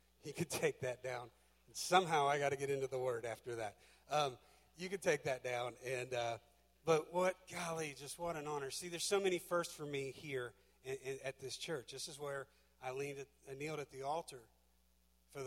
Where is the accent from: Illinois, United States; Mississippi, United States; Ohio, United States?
Ohio, United States; Butler County; moved away as an adult; now in Georgia, United States; My house is in Georgia, but my home is right here in Ohio. This will always be home. I grew up in Butler County.